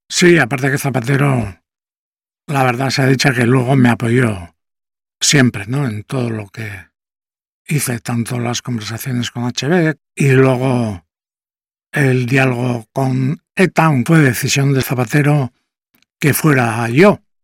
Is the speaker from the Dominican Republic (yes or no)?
no; Gipuzkoa, Basque Country, Spain; Yo soy de la Guipúzcoa profunda